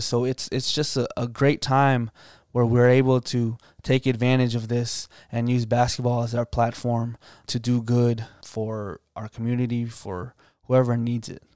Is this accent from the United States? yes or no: yes; Loudoun County, Northern Virginia, United States; moved away as an adult; now in Virginia Beach, United States; I'm coming from Northern Virginia, uh, from Loudoun County area, uh, pretty affluent, um, environment